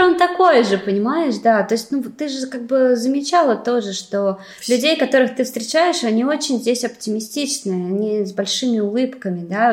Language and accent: Russian; Moscow, Russia; moved away as an adult; also born or lived in China / Weihai, China; now in Limassol, Cyprus